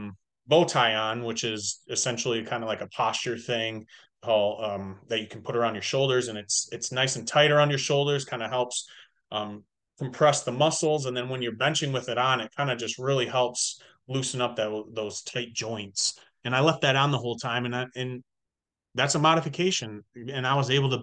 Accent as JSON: {"language": "English", "region": "Michigan", "country": "United States", "also_born_or_lived": "Illinois", "said": "when I moved back home to Michigan from Illinois, when I was playing college ball"}